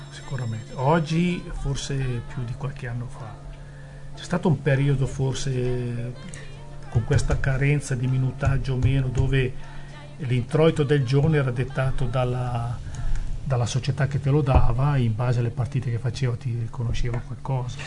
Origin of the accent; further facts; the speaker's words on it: Erba, Lombardy, Italy; del mio paese di Erba